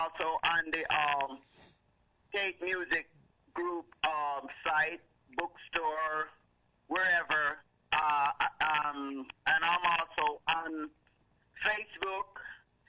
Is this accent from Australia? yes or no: no; Kingston, Jamaica; now in Detroit, United States; I was actually born and raised in Kingston, Jamaica, and then actually moved to Detroit, Michigan